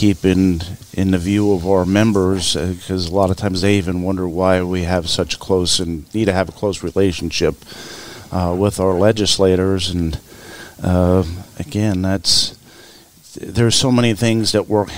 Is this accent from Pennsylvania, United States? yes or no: yes; Schuylkill County, Pennsylvania, United States; accent: coal region; I am native to Schuylkill County, Pennsylvania